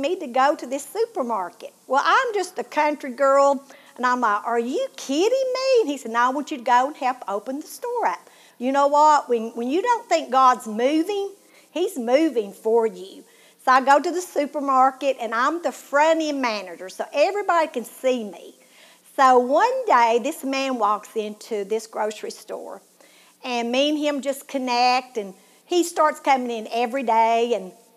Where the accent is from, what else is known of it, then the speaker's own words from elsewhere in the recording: Tennessee, United States; accent: southern; you can tell by my accent that I'm from Tennessee